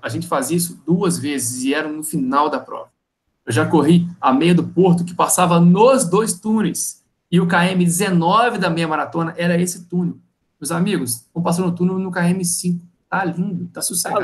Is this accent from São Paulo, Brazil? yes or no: no; Minas Gerais, Brazil; now in Rio de Janeiro, Brazil; eu não sou nascido no Rio. Eu sou mineiro, vir para cá